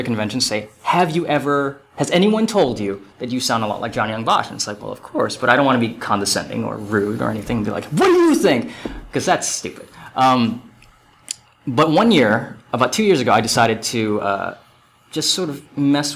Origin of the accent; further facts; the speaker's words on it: Hawaii, United States; now in Texas, United States; I'm from Hawaii